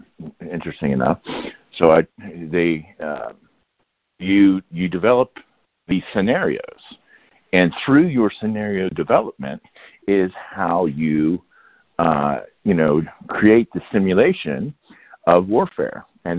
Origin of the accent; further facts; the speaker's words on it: Leavenworth, Kansas, United States; So I leaned on my hometown, which is Leavenworth, Kansas. Fort Leavenworth is, you know, I was a military brat.